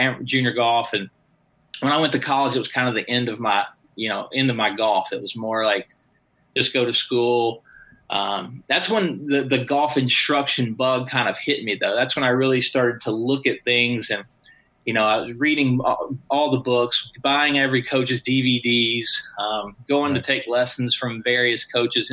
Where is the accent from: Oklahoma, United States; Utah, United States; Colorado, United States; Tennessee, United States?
Tennessee, United States; moved away as an adult; also born or lived in Southern California / Palm Springs; now in Las Vegas, United States; I moved from Tennessee, where I grew up, out to Southern California.